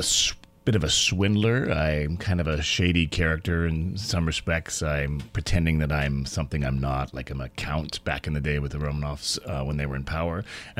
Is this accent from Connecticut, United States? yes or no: no; Palm Springs, California, United States; moved away as an adult; now in New York, United States; I'm a Californian. I grew up in Palm Springs, California.